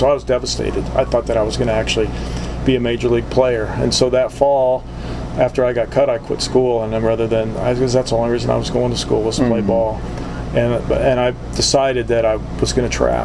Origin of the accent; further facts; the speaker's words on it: Columbus, Ohio, United States; moved away as an adult; also born or lived in Upper Peninsula, Michigan; I grew up in Columbus, Ohio, so I went to school in Columbus